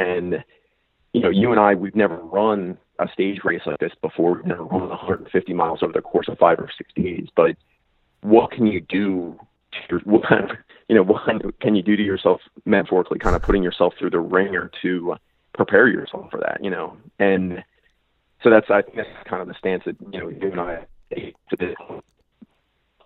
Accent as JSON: {"language": "English", "town": "Reading", "region": "Pennsylvania", "country": "United States", "tie": "born or raised there", "said": "my hometown's actually Reading, Pennsylvania."}